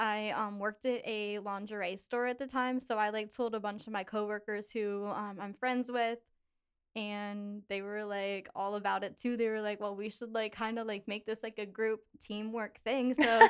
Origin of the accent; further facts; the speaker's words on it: Pittsburgh, Pennsylvania, United States; now in Lancaster, United States; I am 23. I'm originally from Pittsburgh and I live in Lancaster.